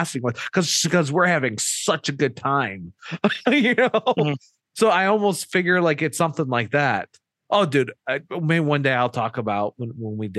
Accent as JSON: {"language": "English", "region": "Michigan", "country": "United States", "said": "we're from Michigan"}